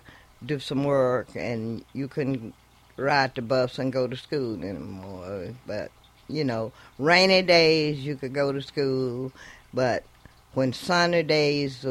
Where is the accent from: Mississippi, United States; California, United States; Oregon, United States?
Mississippi, United States; Greenwood; moved away; also born or lived in Gary, Indiana; I was born and raised in Mississippi, and I come up, went to school there as a kid